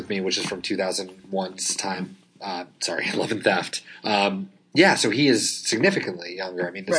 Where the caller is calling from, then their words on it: Portland, Oregon, United States; I'm actually recording from Portland, Oregon.